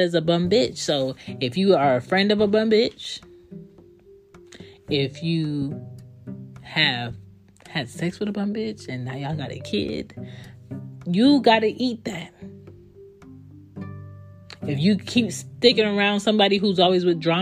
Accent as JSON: {"language": "English", "town": "Philadelphia", "region": "Pennsylvania", "country": "United States", "tie": "born or raised there", "said": "I grew up in Philly."}